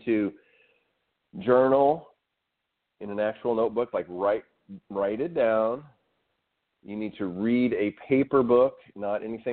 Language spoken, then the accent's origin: English; Arkansas, United States; I grew up in Arkansas